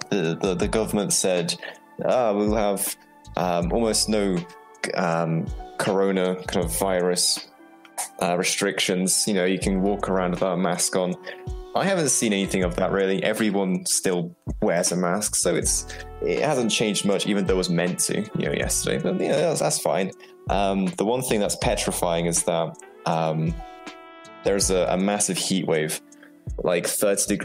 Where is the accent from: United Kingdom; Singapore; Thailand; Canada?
United Kingdom; England; The, the UK. I'm mm-hmm. from England.